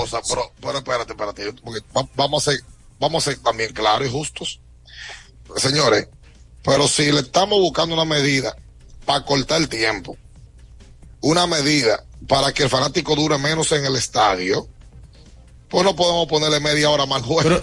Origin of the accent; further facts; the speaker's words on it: Dominican Republic; nosotros como dominicanos